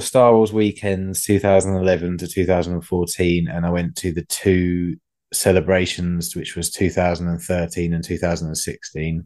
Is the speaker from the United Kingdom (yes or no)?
yes; England, United Kingdom; being English